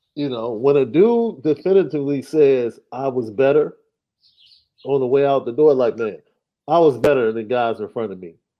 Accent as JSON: {"language": "English", "town": "Chicago", "region": "Illinois", "country": "United States", "said": "I'm from Chicago"}